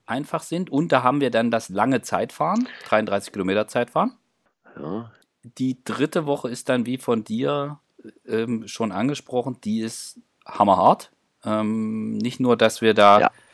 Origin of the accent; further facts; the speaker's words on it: East Germany, Germany; ich als Ossi